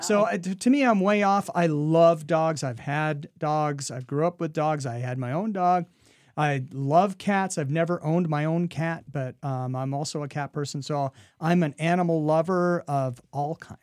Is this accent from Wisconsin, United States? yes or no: no; Oregon, United States; now in Iowa, United States; I grew up in Oregon, uh, mountain lakes in the summertime